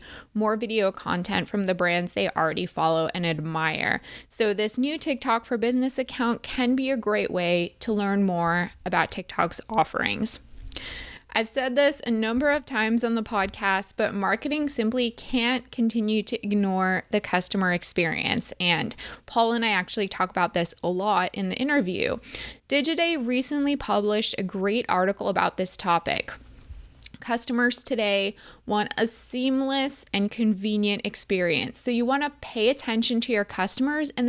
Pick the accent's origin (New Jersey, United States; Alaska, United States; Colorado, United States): New Jersey, United States; We were both born and raised in New Jersey